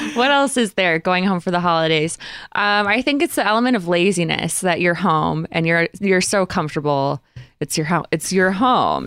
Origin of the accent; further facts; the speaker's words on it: Grosse Pointe, Michigan, United States; also born or lived in Utah; now in Los Angeles, United States; I'm from Grosse Pointe